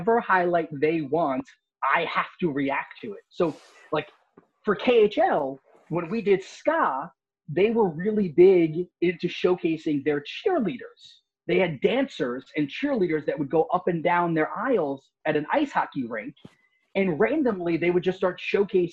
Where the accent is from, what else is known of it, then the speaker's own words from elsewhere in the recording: Long Island, New York, United States; I'm from Long Island